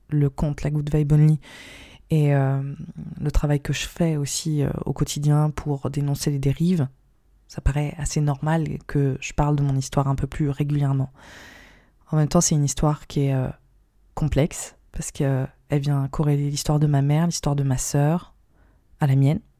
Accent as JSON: {"language": "French", "country": "India", "tie": "born or raised there", "said": "Aujourd'hui, je vais vous parler de mon expérience en milieu sectaire, mon enfance en Inde, dans un environnement euh, bourré de, de dérives."}